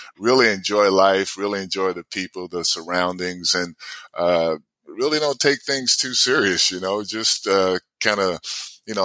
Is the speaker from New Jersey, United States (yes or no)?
yes; New Jersey, United States; also born or lived in Alabama; when I first got to Jersey, I was coming from Alabama